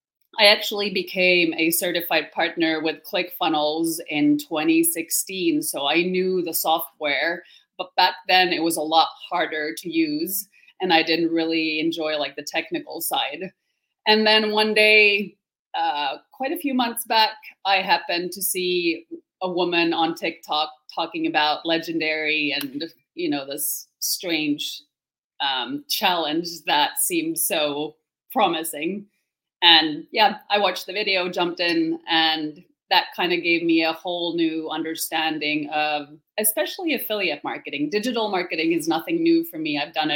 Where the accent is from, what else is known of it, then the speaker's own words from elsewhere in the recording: Finland; English is a second language; I wouldn't have one because I'm actually from Finland. So that's probably even more confusing because I don't sound like a Finn either.